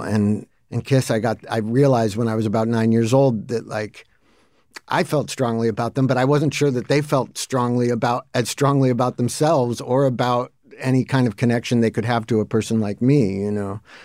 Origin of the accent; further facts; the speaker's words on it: Santa Monica, California, United States; also born or lived in Mar Vista; I was into the stuff that every other kid in Santa Monica was into